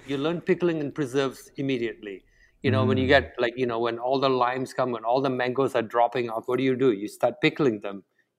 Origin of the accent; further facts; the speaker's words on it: Malaysia; first language Tamil; English is a second language; now in Montreal, Canada; I grew up in Malaysia. I was born in a rubber plantation on Peninsula Malaysia on the west coast, really close to the Thai border. I grew up in a very multicultural, multilingual background. You know, I speak Tamil. That's my maternal language. Went to English schools.